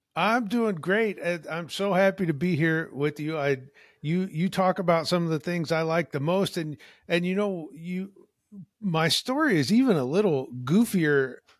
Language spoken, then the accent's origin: English; Illinois, United States; moved away as an adult; now in Washington State, United States; I currently live in Washington State, not too far from Olympic National Park, but I am from Illinois